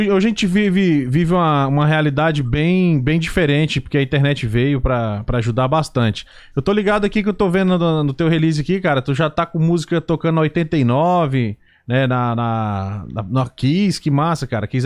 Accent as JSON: {"language": "Portuguese", "town": "Brasília", "region": "Federal District", "country": "Brazil", "said": "eu sou de Brasília, né?"}